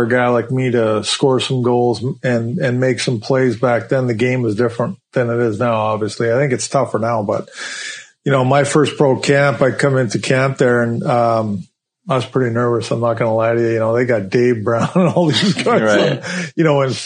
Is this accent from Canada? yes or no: yes; Canada; moved away; back home to Kalahoo, my hometown